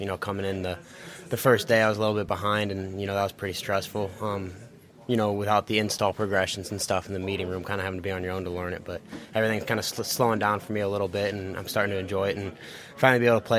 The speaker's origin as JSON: {"language": "English", "town": "Fort Wayne", "region": "Indiana", "country": "United States", "said": "Well, I'm from Fort Wayne, Indiana, but my my dad and my grandpa grew up Bears fans"}